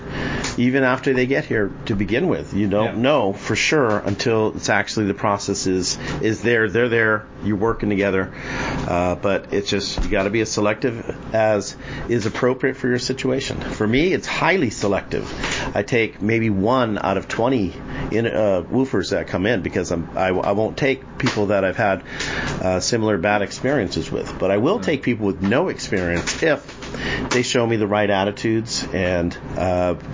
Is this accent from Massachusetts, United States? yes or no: yes; Massachusetts, United States; moved away; I was born and raised there